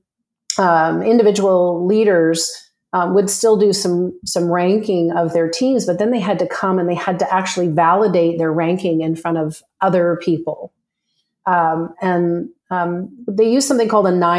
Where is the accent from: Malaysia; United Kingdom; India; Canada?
Canada; moved away as an adult; now in Scottsdale, United States; I'm a Canadian who moved to Scottsdale, Arizona with my husband to get away from the cold.